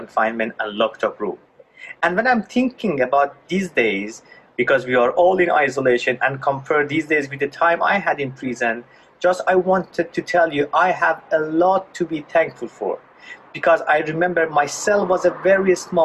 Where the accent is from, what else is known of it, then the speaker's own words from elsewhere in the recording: Iran; I was born in Iran in a Muslim family right after the Islamic Revolution